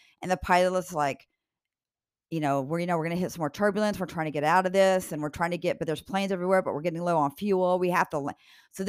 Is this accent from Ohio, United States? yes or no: no; Kansas, United States; I am from Kansas.